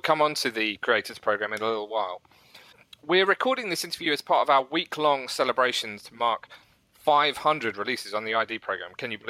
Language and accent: English; United Kingdom; we're British guys.